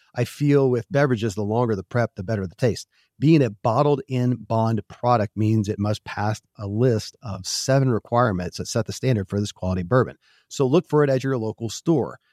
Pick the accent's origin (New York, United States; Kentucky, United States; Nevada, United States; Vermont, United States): Kentucky, United States; born or raised there